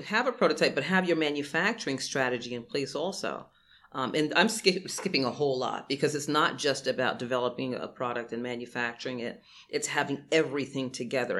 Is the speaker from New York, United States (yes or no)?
yes; New York City, New York, United States; I grew up in Brooklyn